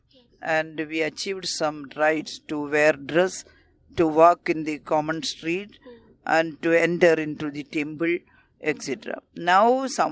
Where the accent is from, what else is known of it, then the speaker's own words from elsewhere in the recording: India; We are all Indian citizens. We are working for our country and India is our country.